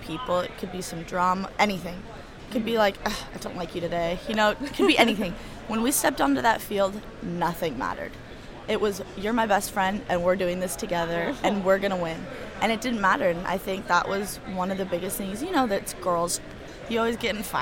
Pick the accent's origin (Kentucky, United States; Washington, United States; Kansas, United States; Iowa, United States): Washington, United States; Tacoma; moved away as an adult; now in Portland, United States; I'm from Tacoma, Washington, University Place area